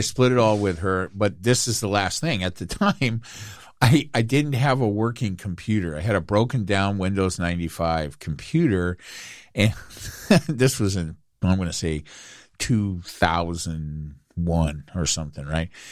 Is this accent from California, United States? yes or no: yes; Inglewood, California, United States; also born or lived in Anaheim; I grew up in Inglewood and I watched them build the Forum.